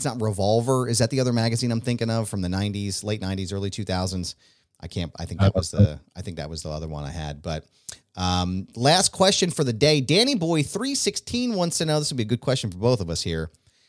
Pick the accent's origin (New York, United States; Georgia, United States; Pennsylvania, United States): Pennsylvania, United States; Levittown; I drove up to my old house that I grew up in Levittown in Bucks County, on Jonquil Lane.